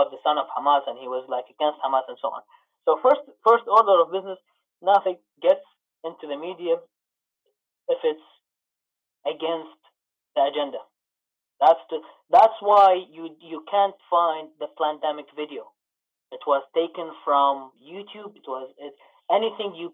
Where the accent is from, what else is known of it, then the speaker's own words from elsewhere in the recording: Iraq; now in Canada; I'm from Iraq.